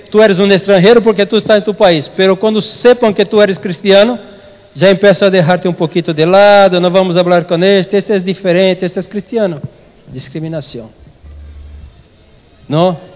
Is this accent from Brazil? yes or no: no; Spain; Portuguese is a second language; Pastor, eu sou espanhol e não me hacen distinção